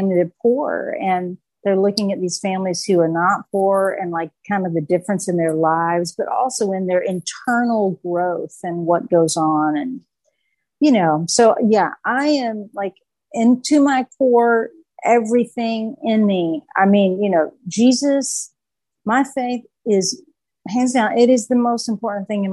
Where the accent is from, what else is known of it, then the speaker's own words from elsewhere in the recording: Harrogate, the South, United States; I grew up in the South. I was baptized at the First Baptist of Harrogate